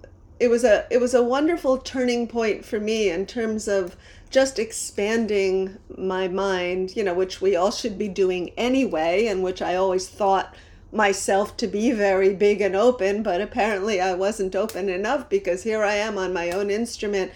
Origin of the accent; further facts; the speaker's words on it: New Jersey, United States; moved away as an adult; also born or lived in Manhattan, New York; now in New York, United States; I grew up in New Jersey, but I've been in New York since I was about 20, 21.